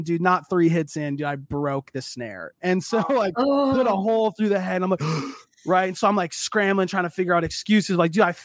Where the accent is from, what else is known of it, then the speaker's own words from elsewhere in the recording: Minneapolis, Minnesota, United States; now in Cincinnati, United States; I was born and raised in Minneapolis